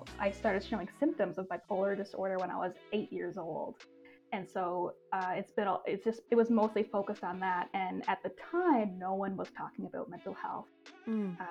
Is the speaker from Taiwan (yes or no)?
no; Newfoundland and Labrador, Canada; moved away as an adult; now in Toronto, Canada; I'm originally from Newfoundland and, you know, definitely a super small town girl. Moved to Toronto